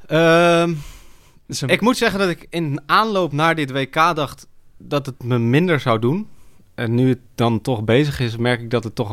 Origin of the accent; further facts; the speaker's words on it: Arnhem, Gelderland, Netherlands; Eh, en ik eh, ben geboren en getogen in Arnhem.